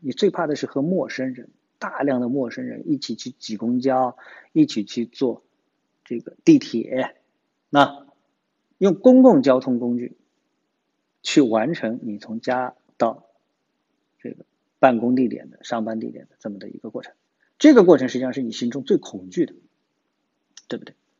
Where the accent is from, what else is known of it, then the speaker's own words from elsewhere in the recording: Shanghai, China; 我也是上海人啊，我这就不是说站在第三者的位置上，我是站在上海人的位置上